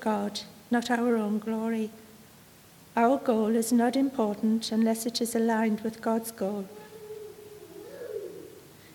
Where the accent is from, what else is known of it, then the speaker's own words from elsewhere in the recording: Sunderland, North East England, United Kingdom; I come from Sunderland